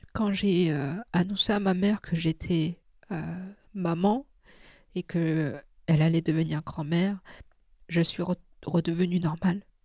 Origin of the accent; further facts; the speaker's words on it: Bobigny, Île-de-France, France; first language Teochew; French is a second language; also born or lived in Drancy / Taiwan / Hong Kong; quand j'ai grandi euh, à Bobigny et à Drancy, j'ai donc baigné dans un multiculturalisme et multilinguisme